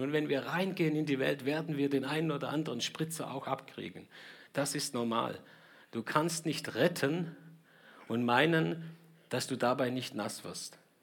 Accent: Germany; uns in Deutschland

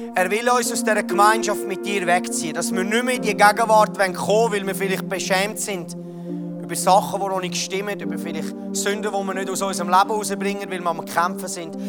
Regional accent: Switzerland; wir als Schweizer

